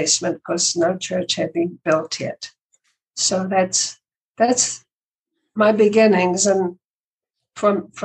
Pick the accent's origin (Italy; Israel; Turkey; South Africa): South Africa; moved away as an adult; also born or lived in London / Canada; I was born in South Africa. I came to this country when I was 20. So most of my life was spent in South Africa, and that's where I met my husband, Ivor, when we were both in high school